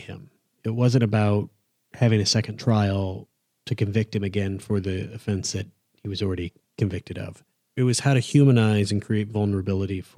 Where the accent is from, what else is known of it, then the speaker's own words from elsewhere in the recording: Iowa, United States; I'm from Iowa